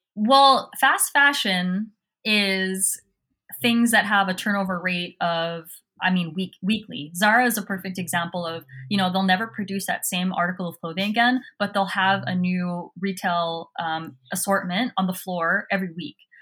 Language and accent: English; Southern California, United States; I grew up in Southern California